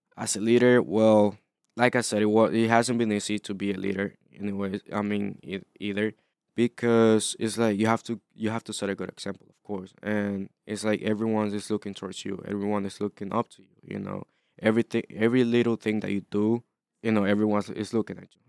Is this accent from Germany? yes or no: no; Honduras; moved away; I wasn't born here. So, I was born in Honduras